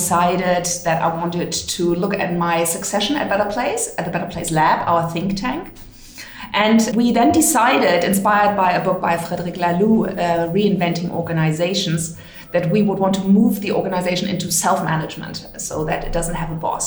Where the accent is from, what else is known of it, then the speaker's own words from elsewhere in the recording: Hamburg, Germany; I was born in Hamburg